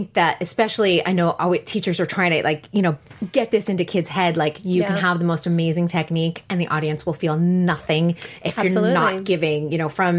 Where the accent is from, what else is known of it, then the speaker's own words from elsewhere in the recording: East Coast, United States; also born or lived in Boston / New York City; now in Los Angeles, United States; I grew up on the East Coast too. I lived in Boston, I lived in New York City